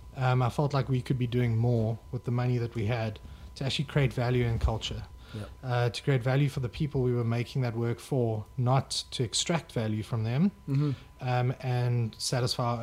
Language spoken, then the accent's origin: English; Johannesburg, Gauteng, South Africa; moved away as an adult; also born or lived in Stellenbosch; now in Cape Town, South Africa; I grew up in Joburg